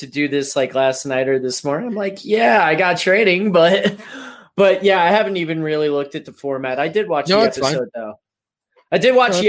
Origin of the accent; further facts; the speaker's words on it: Las Vegas, Nevada, United States; I grew up in Vegas